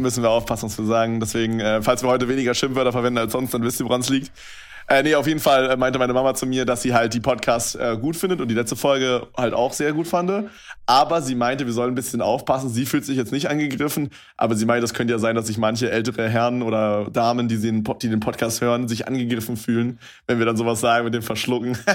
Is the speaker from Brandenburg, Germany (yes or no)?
yes; Brandenburg, Germany; moved away as an adult; now in Berlin, Germany; bei uns in Brandenburg sagt man halt anstatt 11, 11. Also ja. meine ganze Familie macht das halt.